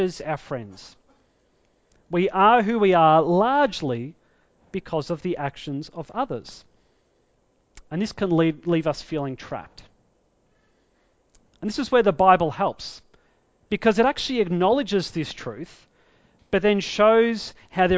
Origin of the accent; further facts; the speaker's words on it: Victoria, Australia; also born or lived in Tasmania; I grew up in Victoria, I was actually born in Tasmania